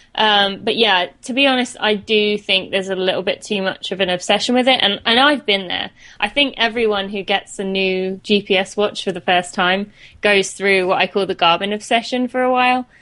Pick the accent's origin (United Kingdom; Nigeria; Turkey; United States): United Kingdom; St Albans, East of England; accent: British; moved away as an adult; I'm from uh, St Albans in England. I lived there till I was 18